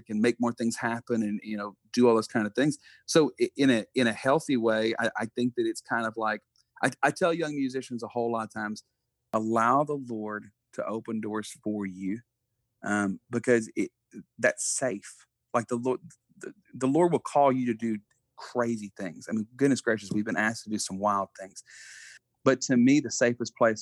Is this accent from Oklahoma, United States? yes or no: no; Buna, Texas, United States; me being born and raised in, we still live, like, we just built a house next to my parents in Buna, Texas.